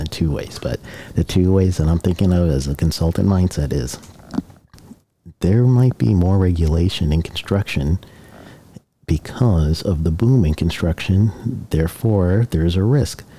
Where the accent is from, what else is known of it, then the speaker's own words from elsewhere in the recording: Guyana; now in United States; My home country is Guyana and the U.S. I'm dual citizen.